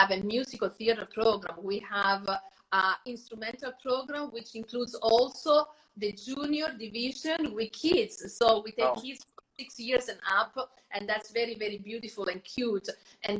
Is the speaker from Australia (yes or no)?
no; Terni, Umbria, Italy; now in United States; I was born in Terni. That's Umbria.